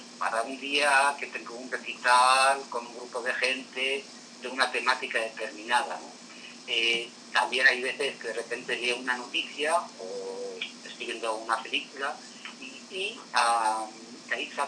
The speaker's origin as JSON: {"language": "Spanish", "town": "Madrid", "region": "Community of Madrid", "country": "Spain", "moved": "as an adult", "lives_now": "Puebla, Mexico", "said": "Soy madrileño, del barrio de Caramanchel, y actualmente estoy radicado en, México, en, la, ciudad, eh, en la heroica ciudad de Puebla."}